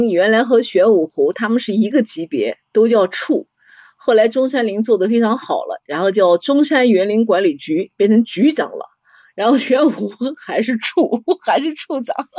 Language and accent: Chinese; Nanjing, Jiangsu, China; also born or lived in Gaoyou; 我们从小在宣武区长大嘛